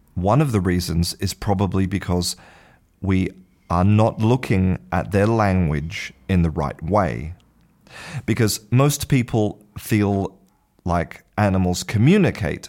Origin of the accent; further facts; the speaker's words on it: Australia; first language English; moved away as an adult; now in Spain; I was born in Australia and spent the first half of my life in Australia, now I live in Spain.